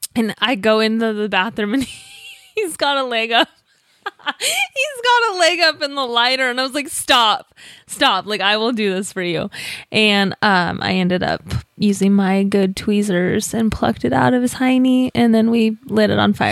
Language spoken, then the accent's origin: English; Colorado, United States; moved away; I'm from Colorado